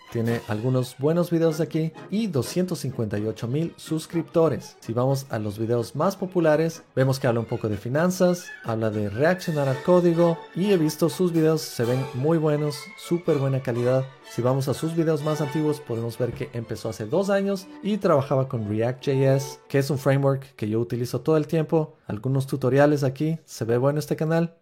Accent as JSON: {"language": "Spanish", "country": "Ecuador", "said": "soy ecuatoriano"}